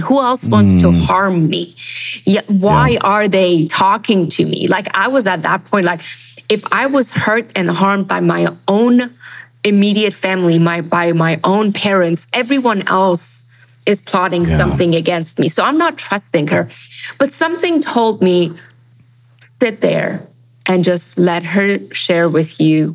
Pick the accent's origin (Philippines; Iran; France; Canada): Iran; also born or lived in Germany; now in United States; Growing up in Iran, in schools